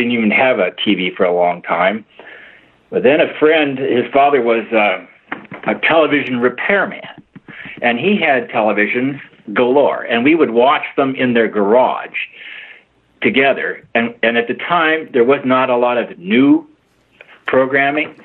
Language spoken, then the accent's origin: English; Los Angeles, California, United States; I grew up in Los Angeles in a community called Van Nuys.